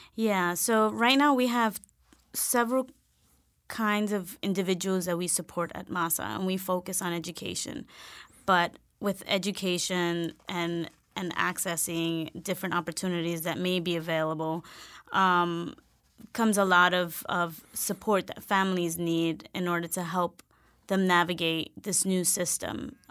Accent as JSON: {"language": "English", "town": "New York City", "region": "New York", "country": "United States", "tie": "born or raised there", "also_born_or_lived": "Vermont", "said": "I was born in Lincoln Hospital in the South Bronx"}